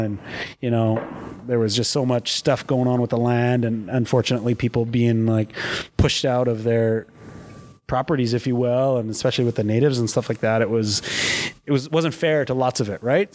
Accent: Battleford, Saskatchewan, Canada; moved away as an adult; growing up in Battleford, every corner you turn, you knew everybody

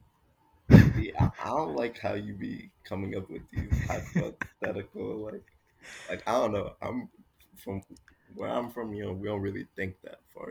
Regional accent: Miami, Florida, United States; We're from South Miami Heights

